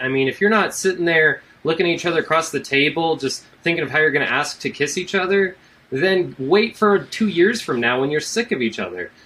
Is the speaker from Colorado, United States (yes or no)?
yes; Colorado, United States; that's my home state. That was the Colorado State Fair